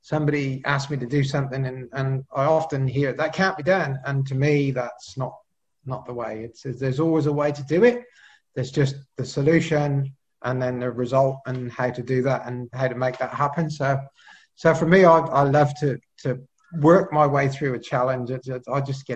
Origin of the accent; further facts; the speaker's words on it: Cheltenham, South West England, United Kingdom; accent: Pommy; now in Australia; I'm originally from the UK, so you can sort of probably tell from my Pommy accent there that I was born in Cheltenham, 1966